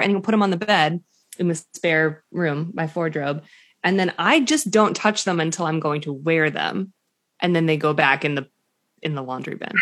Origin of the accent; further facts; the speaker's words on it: an affluent suburb of Boston, Massachusetts, United States; my hometown, It's like a, an affluent suburb of Boston